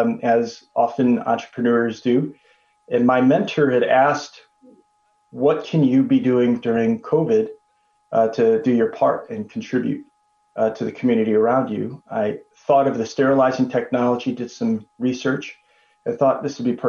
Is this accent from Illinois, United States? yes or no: yes; Chicago, Illinois, United States; I'm Chicago born and raised, son to Korean immigrant parents.